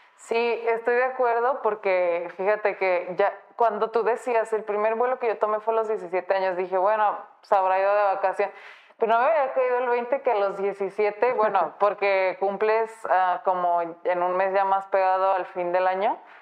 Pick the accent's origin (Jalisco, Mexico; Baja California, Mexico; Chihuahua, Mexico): Jalisco, Mexico; Guadalajara; Yo soy de aquí de Guadalajara